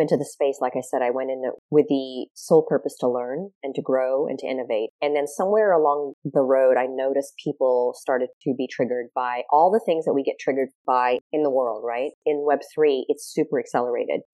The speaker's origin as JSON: {"language": "English", "country": "Australia", "tie": "born or raised there", "moved": "yes", "lives_now": "United States", "said": "I grew up in Australia"}